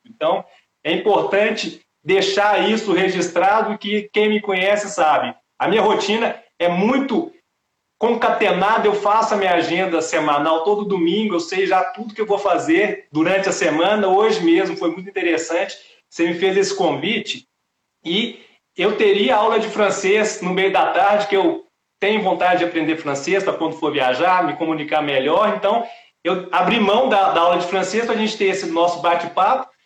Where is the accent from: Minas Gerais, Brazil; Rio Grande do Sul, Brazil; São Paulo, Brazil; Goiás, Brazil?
Minas Gerais, Brazil; Belo Horizonte; now in Brasília, Brazil; Belo Horizonte, que é a minha cidade natal